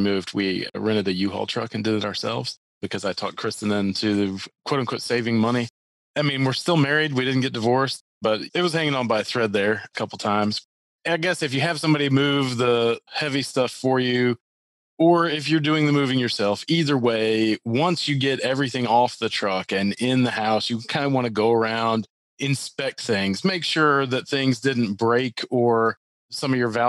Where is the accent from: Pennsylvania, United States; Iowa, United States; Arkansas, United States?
Arkansas, United States; Little Rock; born there; also born or lived in Mississippi / Minnesota / Green Bay / Hot Springs; So I was born in Little Rock, Arkansas on a house hunting trip.